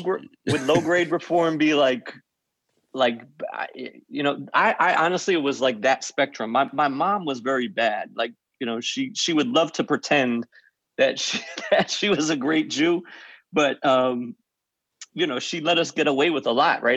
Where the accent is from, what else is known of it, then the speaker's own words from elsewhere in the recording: White Plains, New York, United States; also born or lived in Forest Hills, Queens, New York; born in, in Forest Hills, lived in Queens till it was about five or six, and then moved to White Plains